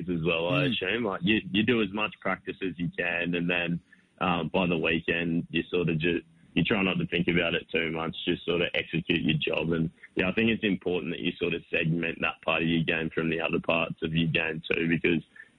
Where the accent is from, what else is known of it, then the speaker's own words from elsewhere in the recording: Toowoomba, Queensland, Australia; now in Brisbane, Australia; I'm just Toowoomba born and raised.